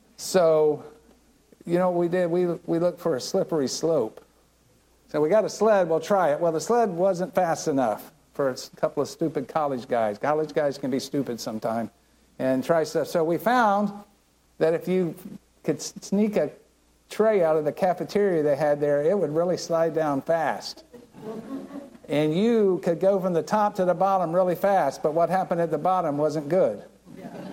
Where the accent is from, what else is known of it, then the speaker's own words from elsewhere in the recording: Land O' Lakes, Florida, United States; I grew up right here in Land Lakes